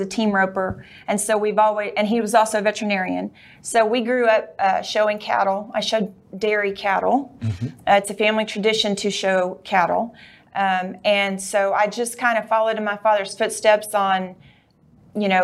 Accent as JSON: {"language": "English", "town": "Weatherford", "region": "Texas", "country": "United States", "tie": "born or raised there", "said": "I'm from Weatherford, Texas. I've always lived there except for when I went to college"}